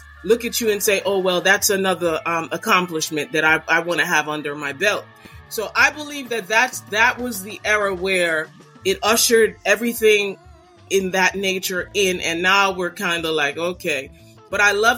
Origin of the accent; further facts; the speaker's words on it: New York City, New York, United States; moved away as an adult; I'm from Brooklyn and you know, I might no longer live in Brooklyn, but I live on the outskirts